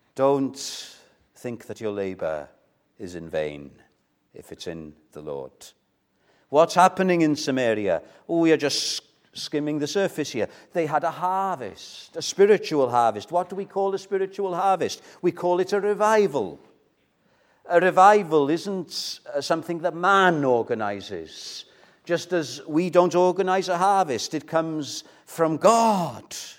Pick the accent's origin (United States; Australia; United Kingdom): United Kingdom; Wales; I'm Welsh